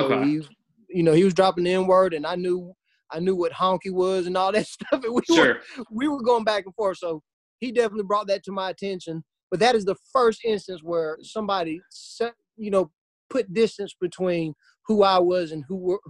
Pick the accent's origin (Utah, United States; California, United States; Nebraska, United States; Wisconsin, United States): Wisconsin, United States; white privilege, I'm from Wisconsin. We're all white.